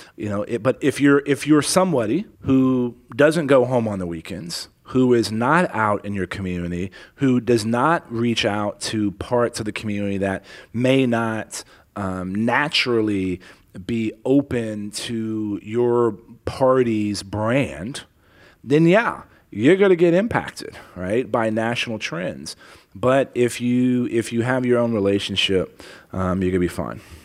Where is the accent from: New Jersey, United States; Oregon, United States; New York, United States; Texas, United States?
Texas, United States; San Antonio; also born or lived in Helotes, Texas / Afghanistan; I grew up in Leon Valley